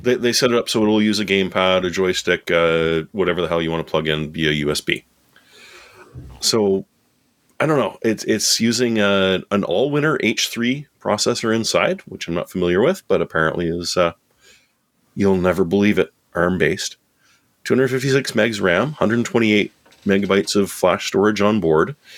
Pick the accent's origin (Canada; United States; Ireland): Canada; I'm Canadian